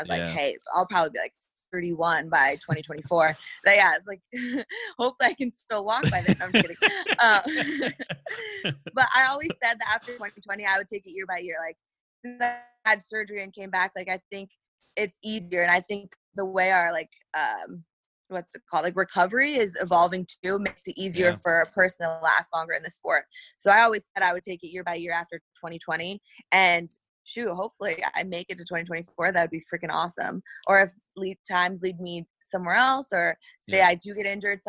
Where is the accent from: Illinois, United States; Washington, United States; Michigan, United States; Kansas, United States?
Illinois, United States; small town; moved away; also born or lived in Iowa; I'm from Illinois, like small town Illinois